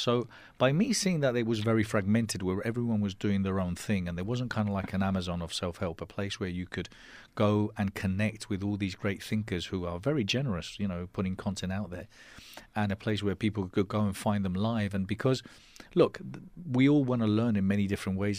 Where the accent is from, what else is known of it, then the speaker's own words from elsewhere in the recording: Spain; accent: English; first language Spanish; English is a second language; also born or lived in London, United Kingdom; I was born in London. And, um, and we moved back to Spain when I was nine. So I, I'm bilingual. I consider my mother tongue Spanish, but I was lucky enough to keep, um, my English accent. And, um, brought up in Spain all my life